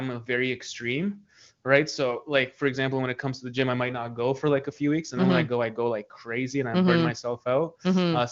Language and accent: English; Kitchener, Ontario, Canada; now in Toronto, Canada; I came from Kitchener